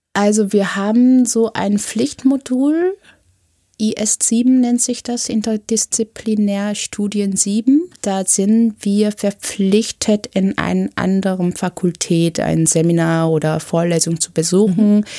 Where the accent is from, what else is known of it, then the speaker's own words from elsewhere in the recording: South Korea; now in Berlin, Germany; Ich bin in Südkorea zur Schule gegangen, habe dementsprechend ein südkoreanisches Abitur